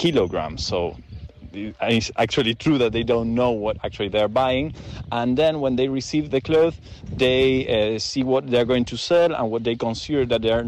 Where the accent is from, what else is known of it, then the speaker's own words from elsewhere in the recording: Argentina; I'm Argentinian journalist